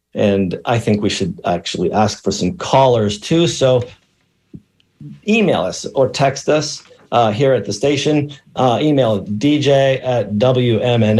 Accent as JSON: {"language": "English", "area": "Allegheny Mountains", "region": "central Pennsylvania", "country": "United States", "tie": "born or raised there", "moved": "yes", "said": "broadcasting today from the high atop the Allegheny Mountains in central Pennsylvania. I'm in my hometown"}